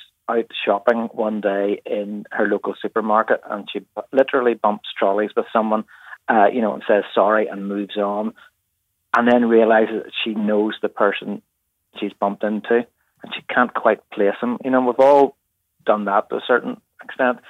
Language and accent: English; Bangor, Northern Ireland, United Kingdom; That's in my hometown